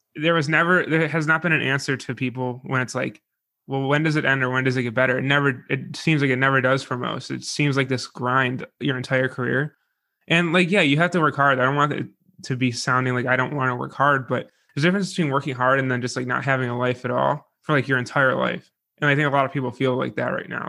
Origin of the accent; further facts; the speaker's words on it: Buffalo, New York, United States; I'm from Buffalo